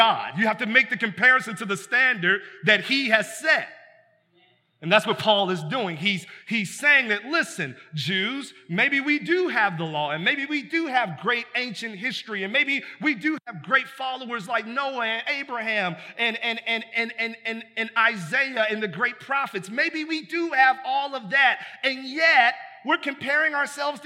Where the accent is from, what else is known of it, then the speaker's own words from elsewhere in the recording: United States; we're American like that.